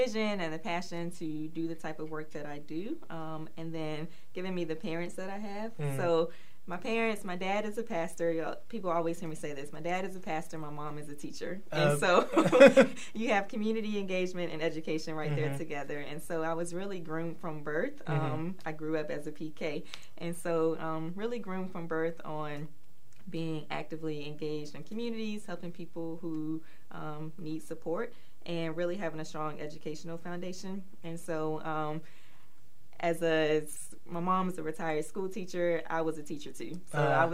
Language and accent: English; Warrenton, North Carolina, United States; moved away as an adult; also born or lived in Charlotte, North Carolina; I am originally from Warrenton, North Carolina